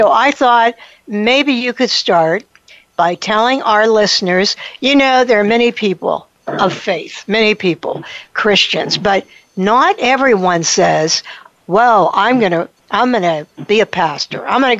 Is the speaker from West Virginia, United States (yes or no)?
no; Pittsburgh, Pennsylvania, United States; I'm a Pittsburgher. I know Primanti's. I know pierogies. I am a Pittsburgher. I love Pittsburgh.